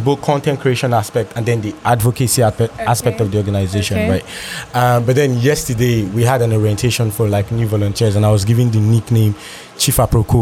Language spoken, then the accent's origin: English; Lagos, Nigeria; I grew up in Lagos as well